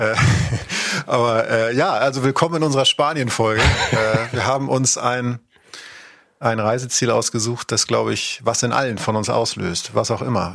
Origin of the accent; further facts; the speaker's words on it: Northern Germany, Germany; ich komme aus Norddeutschland